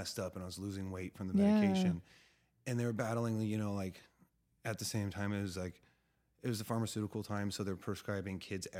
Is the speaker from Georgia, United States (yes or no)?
no; California, United States; also born or lived in Arkansas / Texas; so I grew up in California, but I've lived all over.